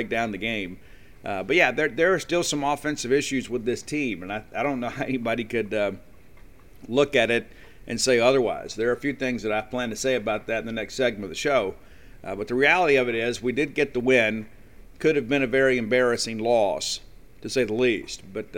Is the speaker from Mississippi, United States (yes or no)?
yes; Columbia, Mississippi, United States; moved away; I was in my hometown of Columbia, Mississippi yesterday.